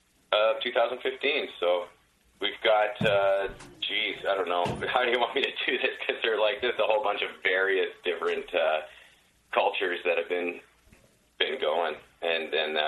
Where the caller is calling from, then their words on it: British Columbia, Canada; I'm in Canada. I'm in British Columbia.